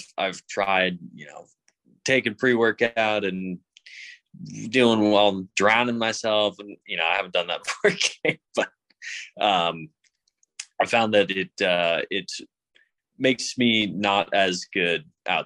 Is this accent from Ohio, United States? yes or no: no; Boston area, Massachusetts, United States; Celtics are, you know, obviously my hometown team